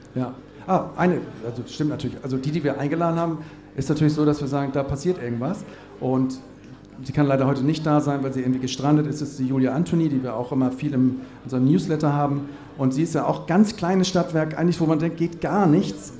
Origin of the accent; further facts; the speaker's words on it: Cologne, North Rhine-Westphalia, Germany; ich komme aus Köln